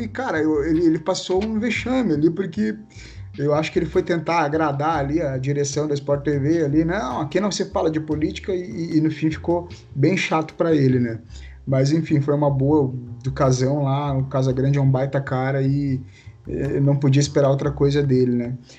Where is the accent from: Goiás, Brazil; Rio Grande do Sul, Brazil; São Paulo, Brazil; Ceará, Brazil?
Rio Grande do Sul, Brazil; Novo Hamburgo; now in Estância Velha, Brazil; eu moro em Estância Velha, mas é, do lado aqui é divisa, né? Me criei em Novo Hamburgo